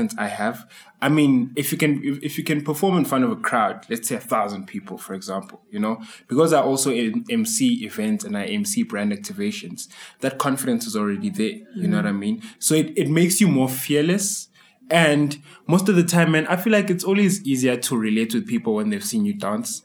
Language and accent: English; Tembisa, Gauteng, South Africa; being a dancer from the township, I mean, I'm from Tembisa